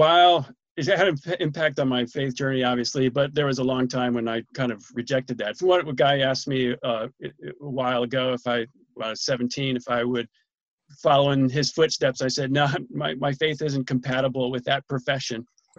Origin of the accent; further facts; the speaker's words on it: New York, United States; From Central New York, Ithaca, Gorham, Corning, Syracuse.